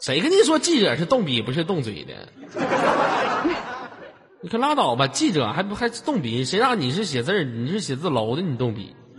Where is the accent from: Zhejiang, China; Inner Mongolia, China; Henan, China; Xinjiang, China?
Inner Mongolia, China; 我说我是内蒙古的了